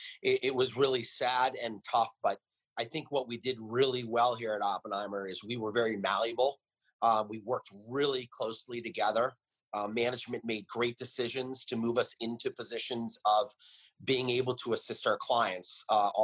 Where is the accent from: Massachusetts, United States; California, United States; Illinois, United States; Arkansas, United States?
California, United States; Los Angeles; moved away as an adult; now in New York, United States; growing up in Los Angeles